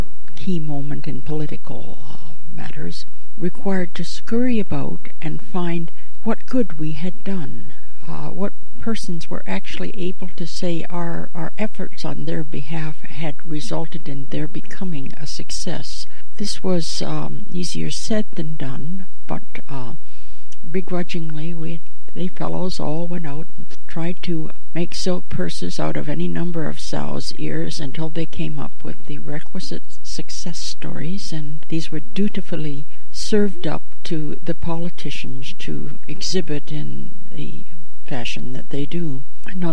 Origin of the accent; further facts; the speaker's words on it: Chatham, Ontario, Canada; also born or lived in New York City; now in Toronto, Canada; 13 years on New York City's Lower East Side left me with a slightly Yiddish worldview, in spite of my Chatham, Ontario Anglo roots